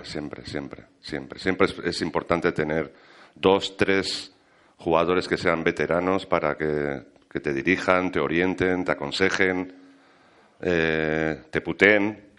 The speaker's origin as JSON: {"language": "Spanish", "region": "Valencian Community", "country": "Spain", "said": "Yo soy, yo soy valenciano"}